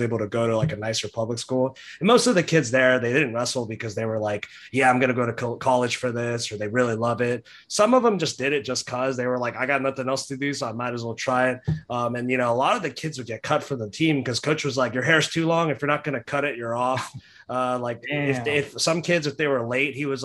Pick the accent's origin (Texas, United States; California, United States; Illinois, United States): Texas, United States; Dallas; also born or lived in Houston; Where I grew up in Dallas